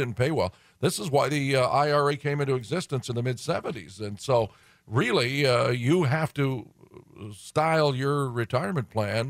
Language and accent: English; Detroit, Michigan, United States; I'm from Detroit